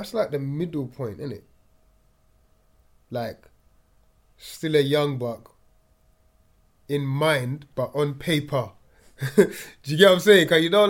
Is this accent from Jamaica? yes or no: yes; Jamaica; We put the palm trees. I'm from Jamaica.